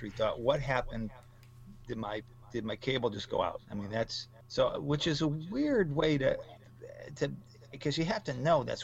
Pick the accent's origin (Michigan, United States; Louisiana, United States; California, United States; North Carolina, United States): Michigan, United States; And growing up in Michigan, I thought I knew Chicago a little bit.